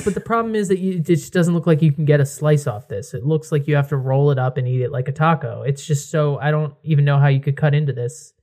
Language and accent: English; Connecticut, United States; I'm from Connecticut. I'm right near New Haven